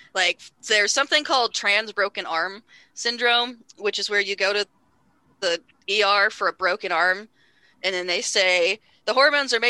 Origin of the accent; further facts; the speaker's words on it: Bay Area, California, United States; I grew up in the Bay Area